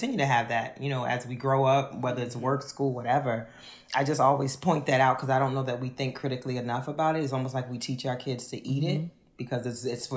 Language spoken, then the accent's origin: English; New Orleans, Louisiana, United States; moved away as an adult; also born or lived in Kenner, Louisiana; now in Philadelphia, United States; I am from Uptown New Orleans